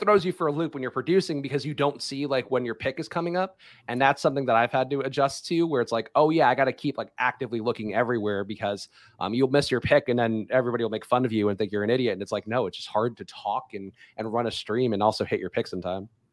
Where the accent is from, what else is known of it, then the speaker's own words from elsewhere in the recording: New York City, New York, United States; I grew up in New York